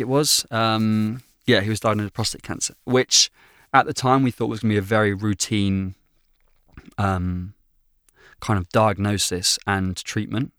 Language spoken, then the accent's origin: English; Bristol, South West England, United Kingdom; family life for me growing up has always, as long as I can remember, really been in Bristol. That's that's home for me, the great southwest of England